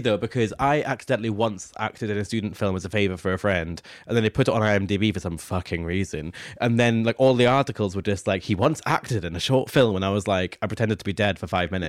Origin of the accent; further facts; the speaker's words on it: near Dundee, Scotland, United Kingdom; Dundee, which is literally a twenty-minute drive from my hometown